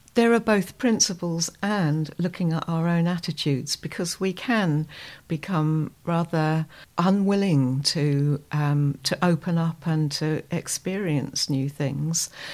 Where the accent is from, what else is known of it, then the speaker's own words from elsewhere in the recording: Dorset, South West England, United Kingdom; I'm from the United Kingdom, from a county, Dorset, which is, um, southwest